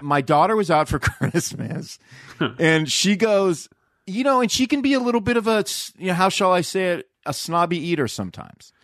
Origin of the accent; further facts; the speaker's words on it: Southern California, United States; moved away; growing up in SoCal